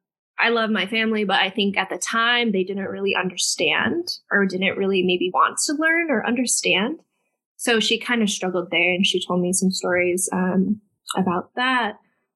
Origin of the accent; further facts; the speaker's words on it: Corning, New York, United States; now in California, United States; I'm not from California. I am a West Coast transplant. So I'm from upstate New York in this little town called Corning. It was a nice little town to grow up in, I think, for a child.